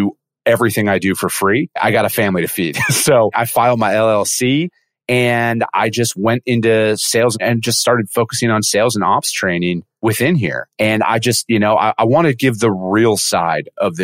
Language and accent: English; northern Wisconsin, United States; I'm originally from Wisconsin and I'm from a very small town, like 2,000 people in northern Wisconsin